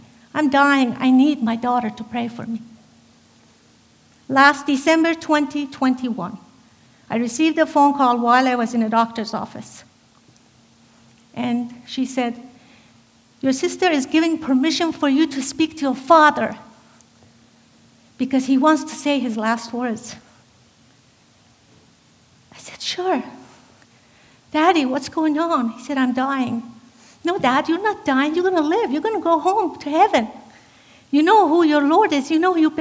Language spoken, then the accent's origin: English; Iranian Azerbaijan, Iran; moved away; I was born in Azerbaijan, Iran, the Caucasus region of Iran, which is a part of Iran that they speak Turkish, Kurdish, Armenian